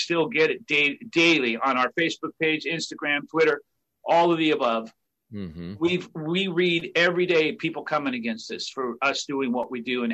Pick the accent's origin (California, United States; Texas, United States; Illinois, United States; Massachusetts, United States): California, United States; Orange County; We're four losers from Orange County, California